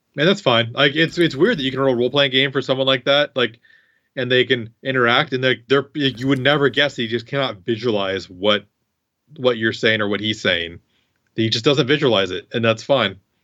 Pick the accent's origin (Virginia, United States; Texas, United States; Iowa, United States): Iowa, United States; I'm from Iowa